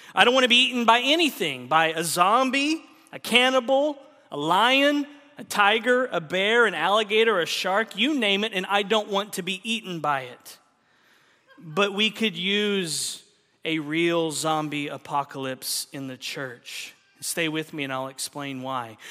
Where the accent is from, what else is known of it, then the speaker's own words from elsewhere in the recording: Oklahoma, United States; moved away; my home state of Oklahoma